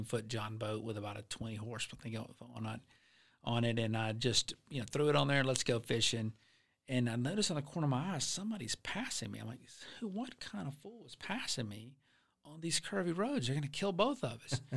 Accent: Alabama, United States; now in Florida, United States; I'm from Alabama

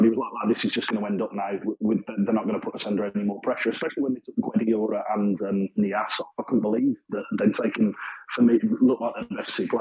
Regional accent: Birmingham, West Midlands, United Kingdom; as you can probably tell by my accent, I'm not native to Sheffield. I'm from Birmingham, so Burton's only, 40 minutes from me

